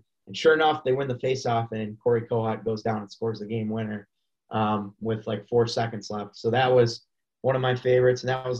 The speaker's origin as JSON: {"language": "English", "region": "Minnesota", "country": "United States", "said": "I'm a Minnesotan."}